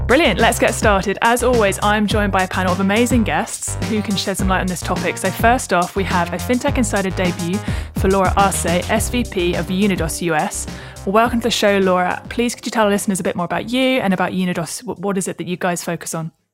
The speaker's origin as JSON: {"language": "English", "region": "Southern England", "country": "United Kingdom", "said": "I'm a British Southerner"}